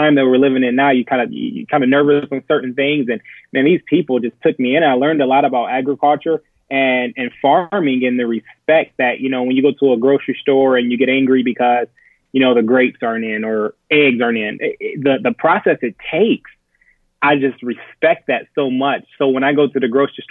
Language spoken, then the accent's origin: English; Akron, Ohio, United States; Born and raised in Akron